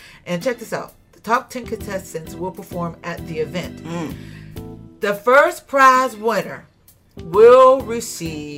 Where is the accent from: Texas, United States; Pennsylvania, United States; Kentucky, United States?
Pennsylvania, United States; Pittsburgh; when I was younger, I grew up in Garfield